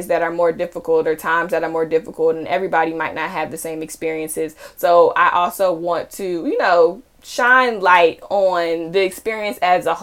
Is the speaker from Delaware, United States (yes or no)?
no; Charlotte, North Carolina, United States; moved away as an adult; now in Connecticut, United States; I am originally from Charlotte, North Carolina, and I went to undergrad and grad school in the Carolinas